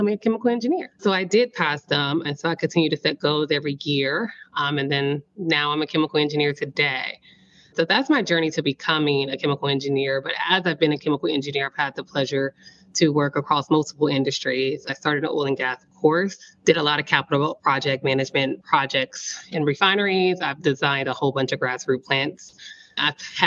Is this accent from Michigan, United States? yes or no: no; Austin, Texas, United States; also born or lived in Port Arthur, Texas; I come from a little town, Port Arthur, Texas. Most people in oil and gas know exactly where that is. It houses the world's biggest refinery there. So I grew up with oil and gas in my background, my backyard, a part of my growing up. And then my mom, I guess she shifted us to Austin. So I spent the bulk of my life living in Austin, Texas